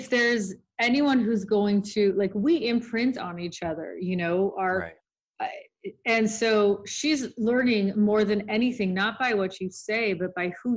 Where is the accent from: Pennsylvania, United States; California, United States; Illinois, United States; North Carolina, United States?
California, United States; Los Angeles; I grew up in Hollywood